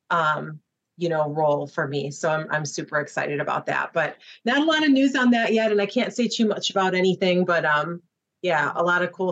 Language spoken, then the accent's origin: English; Chicago, Illinois, United States; accent: Midwest; moved away as an adult; now in Florida, United States; it's because I'm from Chicago.